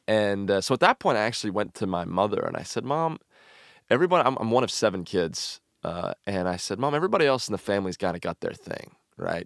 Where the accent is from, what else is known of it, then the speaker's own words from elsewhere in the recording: Franklin, Tennessee, United States; I grew up in Franklin and the Nashville, Tennessee area